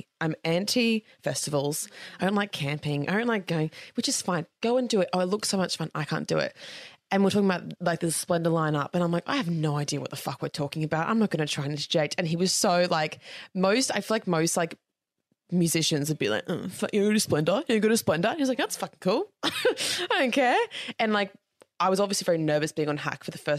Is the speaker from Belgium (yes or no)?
no; Australia; being Australian